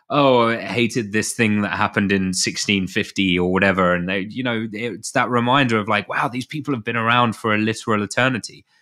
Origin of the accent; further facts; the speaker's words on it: United Kingdom; being British